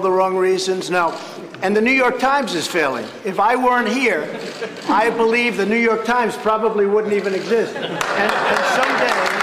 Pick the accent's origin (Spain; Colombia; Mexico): Colombia; leíamos la mayoría de colombianos